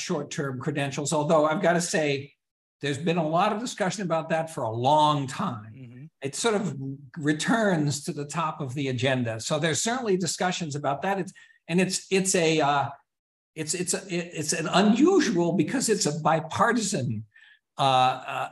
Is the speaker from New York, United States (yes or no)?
yes; New York, United States; I'm a New Yorker too